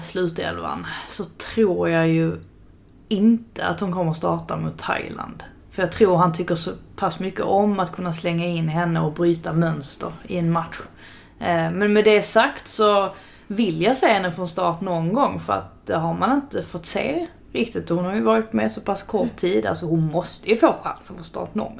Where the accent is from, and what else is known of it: Sweden